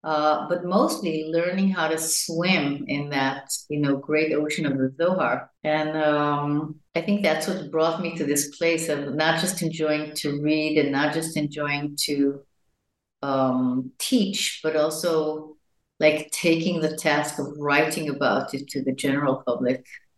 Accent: Jerusalem, Jerusalem District, Israel; born there; I was born in Jerusalem to parents that came from the United States in the 40s to Palestine, to then Palestine as Zionists.

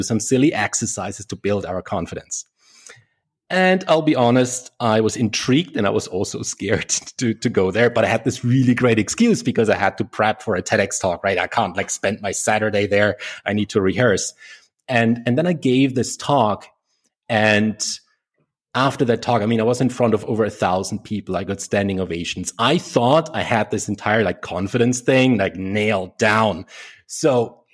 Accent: Germany; I came back to Germany. That's where I'm originally from, if you can't tell from my accent.

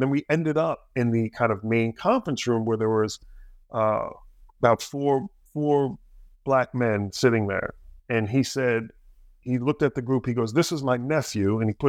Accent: New Jersey, United States; I grew up in Jersey, a little bit south of that.

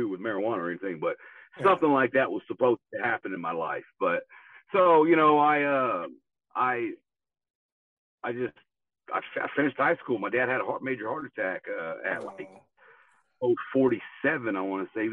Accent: Tulsa, Oklahoma, United States; I grew up here in Tulsa, Oklahoma

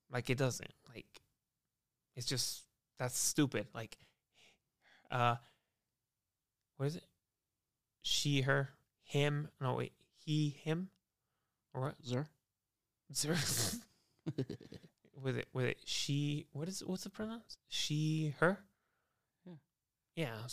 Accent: United States; I'm i I'm American, dude.

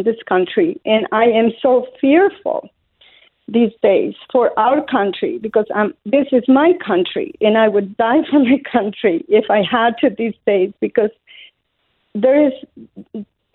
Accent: Colombia; English is a second language; moved away as an adult; now in Illinois, United States; I was born in Colombia, South America, up in the mountains

